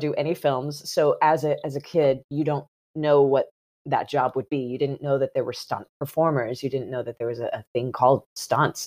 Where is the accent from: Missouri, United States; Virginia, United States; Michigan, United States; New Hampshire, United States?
Missouri, United States; south of St. Louis; I grew up in the Midwest